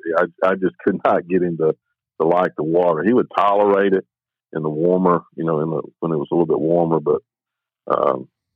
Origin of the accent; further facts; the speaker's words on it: Saraland, Alabama, United States; moved away as an adult; now in Caledonia, Mississippi, United States; I grew up in South Alabama, a little town called Saraland, just north of Mobile